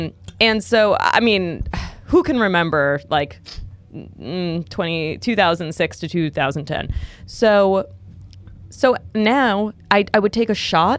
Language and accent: English; New York, United States; moved away as an adult; now in Los Angeles, United States; Born and raised in New York